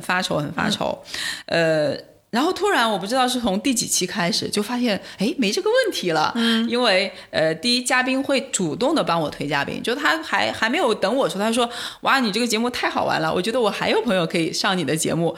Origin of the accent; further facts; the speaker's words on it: Wuhan, Hubei, China; moved away; 我们家是武汉人嘛